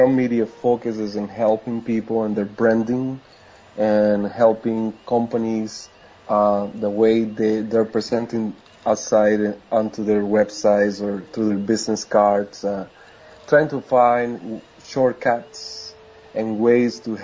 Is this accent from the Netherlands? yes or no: no; Costa Rica; English is a second language; moved away as an adult; now in United States; I was raised and born in Costa Rica.